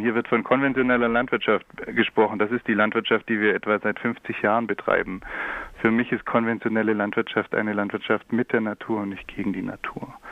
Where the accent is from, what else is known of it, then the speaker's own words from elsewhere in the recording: near Stuttgart, Baden-Württemberg, Germany; Ich komme äh, aus der Nähe von Stuttgart